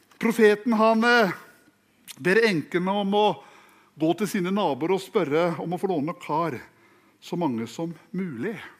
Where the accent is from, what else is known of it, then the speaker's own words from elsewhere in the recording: Fredrikstad, Østfold, Norway; jeg er fra Fredrikstad